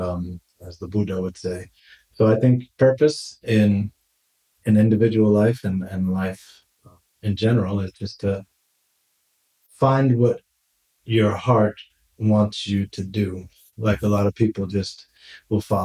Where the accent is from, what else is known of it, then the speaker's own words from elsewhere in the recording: New York City, New York, United States; moved away as an adult; now in Barcelona, Spain; I grew up in Brooklyn, New York, Bay Ridge